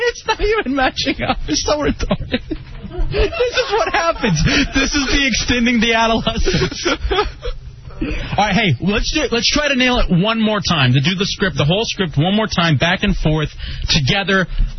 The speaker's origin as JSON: {"language": "English", "town": "Dallas", "region": "Texas", "country": "United States", "tie": "born or raised there", "said": "It was a pleasure broadcasting from my hometown."}